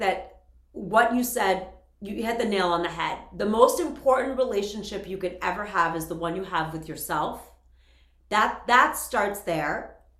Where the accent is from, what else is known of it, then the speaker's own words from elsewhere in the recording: Worcester, Massachusetts, United States; And I, for me, growing up in Worcester, like we have the same hometown, I was spent all my time in the church.